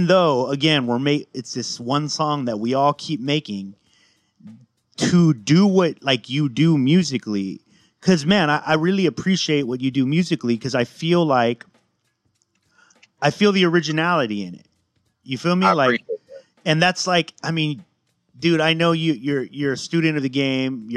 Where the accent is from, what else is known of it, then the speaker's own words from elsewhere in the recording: West Coast, United States; growing up on the West Coast